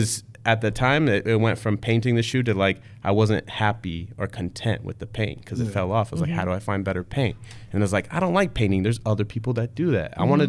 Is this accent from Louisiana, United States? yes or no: no; the Bay Area, Northern California, United States; moved away; I'm from Northern California, the Bay Area.